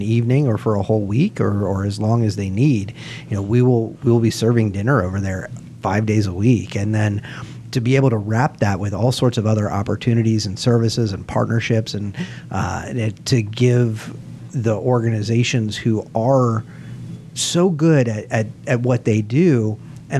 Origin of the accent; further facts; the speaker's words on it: Pinellas County, Florida, United States; I grew up in Pinellas County. I love Pinellas County. I still call it home